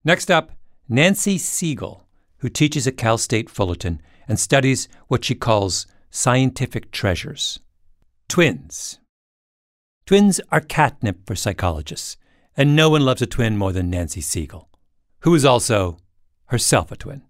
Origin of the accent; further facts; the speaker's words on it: Waterloo, Ontario, Canada; BlackBerry, as I'm constantly reminding people, was made in my hometown